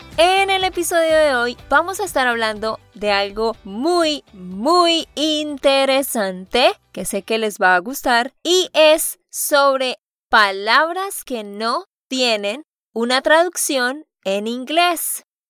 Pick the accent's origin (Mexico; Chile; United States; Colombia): Colombia; Santander; de Santander, Colombia